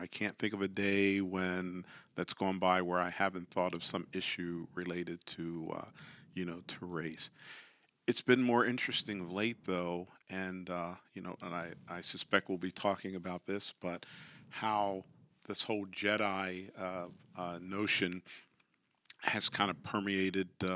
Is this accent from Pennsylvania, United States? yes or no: yes; York, Pennsylvania, United States; I grew up in York, Pennsylvania